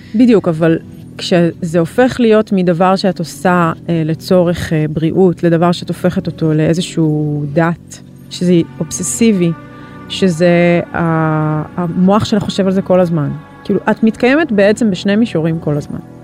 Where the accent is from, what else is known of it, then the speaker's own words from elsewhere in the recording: Ra'anana, Central District, Israel; also born or lived in Tel Aviv; בכל מיני מקומות, אבל באזור המרכז